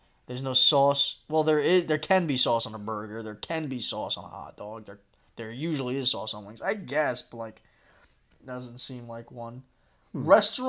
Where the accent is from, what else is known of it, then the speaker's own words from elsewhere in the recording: United States; We're just coming off as American pricks.